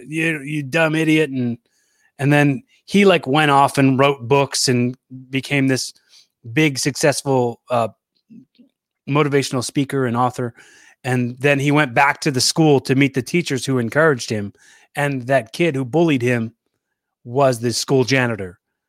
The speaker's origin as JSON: {"language": "English", "town": "Philadelphia", "region": "Pennsylvania", "country": "United States", "said": "From Philly."}